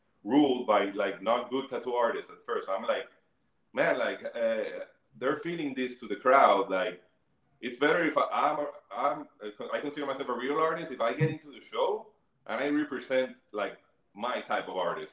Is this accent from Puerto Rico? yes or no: yes; Bayamón, Puerto Rico; I grew up in Bayamón